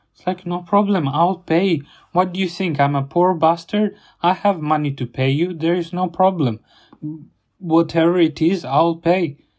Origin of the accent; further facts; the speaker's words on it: Italy; now in United Kingdom; my hometown in Italy